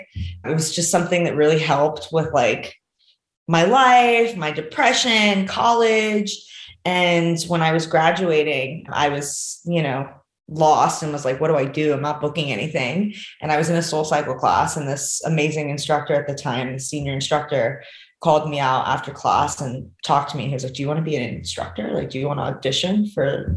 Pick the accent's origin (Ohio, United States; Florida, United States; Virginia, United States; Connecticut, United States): Florida, United States; Miami; moved away as an adult; now in Los Angeles, United States; I'm originally from Miami, Florida, and I moved to LA 11 years ago.